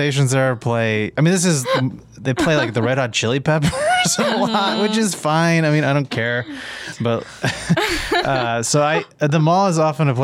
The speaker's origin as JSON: {"language": "English", "town": "Arlington", "region": "Texas", "country": "United States", "tie": "born or raised there", "moved": "yes", "lives_now": "California, United States", "said": "I grew up in Arlington, Texas, which is like between Dallas and Fort Worth"}